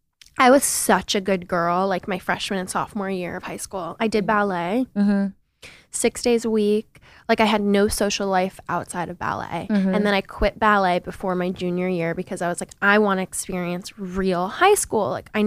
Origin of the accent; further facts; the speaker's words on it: Seattle, Washington, United States; moved away as an adult; now in New York, United States; So I'm from Seattle, Washington, and I've been living in New York for the last 9 years.